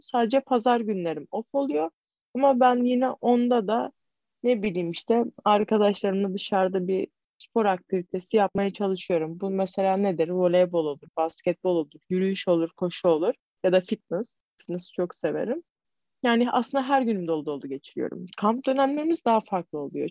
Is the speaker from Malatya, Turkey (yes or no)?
no; İzmir, Turkey; ben İzmirliyim. Karşıya kalıyım.